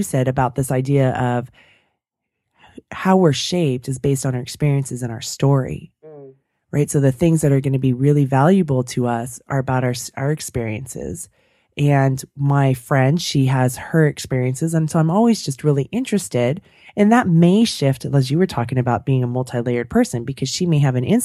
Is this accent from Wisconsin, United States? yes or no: no; San Francisco Bay Area, California, United States; growing up in the Bay Area, the San Francisco Bay Area